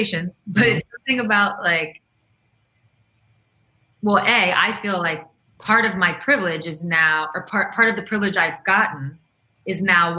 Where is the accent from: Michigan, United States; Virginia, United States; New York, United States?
New York, United States; Long Island, Queens; also born or lived in Russia; I went to school in Queens. I was, you know, from Long Island